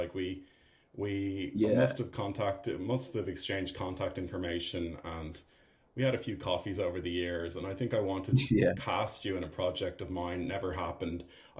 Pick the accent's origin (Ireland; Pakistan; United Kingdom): Ireland; I'm an Irish filmmaker and actor.